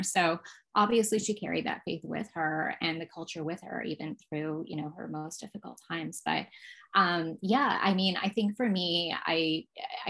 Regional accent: Vancouver, British Columbia, Canada; also born or lived in Toronto; The area that I grew up on in the west side of Vancouver was predominantly Hong Kong Chinese and Jewish

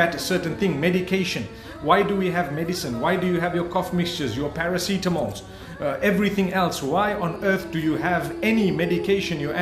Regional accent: Zimbabwe; also born or lived in Saudi Arabia; I was born and raised in Zimbabwe

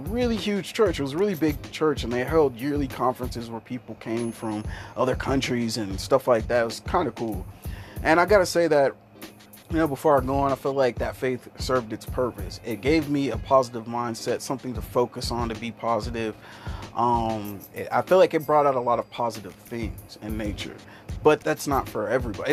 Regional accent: Kansas, United States; I'm a guy from Kansas, and usually when you come from Kansas, you have some sort of tie to Christianity.

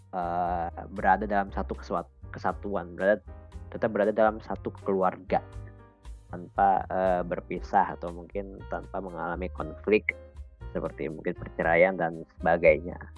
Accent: Bogor, West Java, Indonesia; moved away as an adult; now in Malang, Indonesia; aku kan sebenarnya berasal dari Bogor ya sama kayak Arin

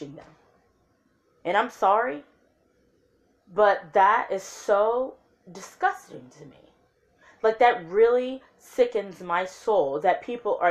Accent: Lafayette, Indiana, United States; also born or lived in Memphis, Tennessee; At 3 years old, I left there and moved to Lafayette, Indiana.

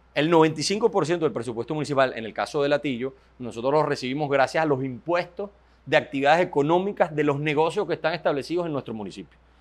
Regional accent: Venezuela; somos, somos, jóvenes venezolanos que lo único que estamos trabajando para que el país cambie

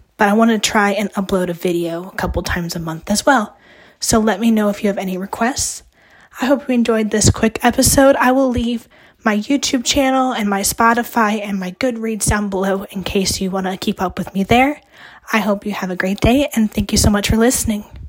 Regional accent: Ohio, United States; now in West Virginia, United States; I grew up in Ohio and I have family that lives there

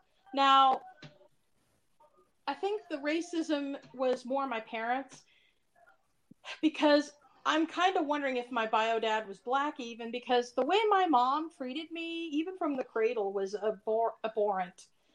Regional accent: Florida, United States; moved away as an adult; now in Denver, United States; I'm originally from Florida, and that, mind you, is the most idiotic state in the nation. I've lived there for 23 years.

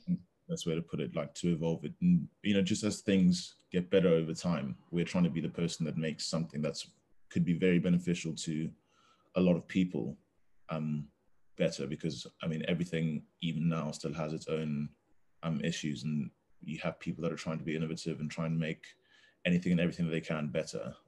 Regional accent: Zambia; now in Durham, United Kingdom; I'm from Zambia, um, currently finishing my economics degree at Durham University

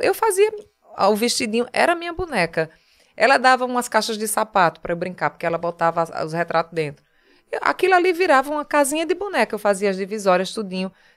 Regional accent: Taquaritinga do Norte, Pernambuco, Brazil; also born or lived in Paraíba; now in Recife, Brazil; Eu nasci em Taquaritinga, né, no Agreste, a 160 quilômetros daqui

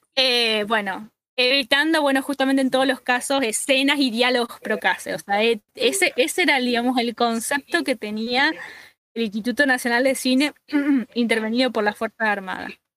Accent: Argentina; acá, por lo menos en Argentina

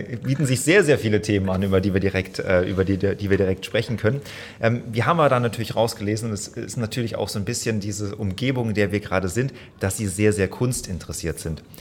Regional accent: Baden-Baden, Baden-Württemberg, Germany; gebürtiger Baden-Badener, deswegen ist sehr, sehr sympathisch.

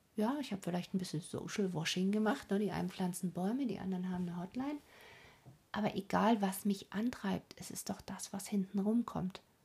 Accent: Germany; hier bei uns in Deutschland

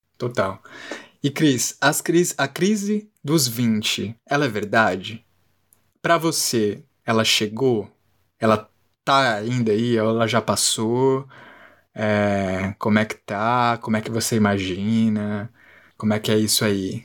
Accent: São Paulo, Brazil; de ter nascido em São Paulo

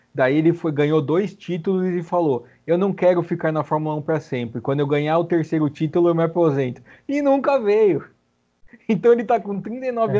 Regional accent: Brazil; a gente é brasileiro um pouco

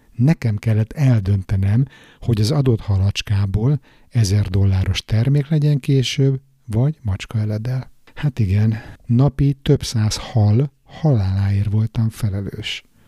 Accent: Budapest, Hungary; újpesti srác vagyok, panelban nőttem föl

